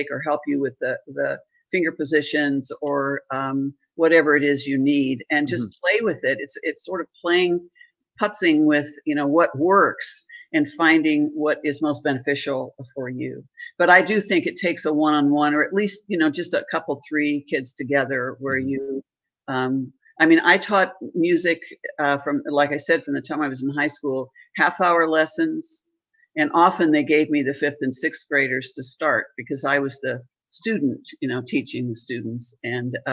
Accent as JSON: {"language": "English", "region": "Southern Ohio", "country": "United States", "tie": "born or raised there", "said": "I grew up in Southern Ohio down in the hills"}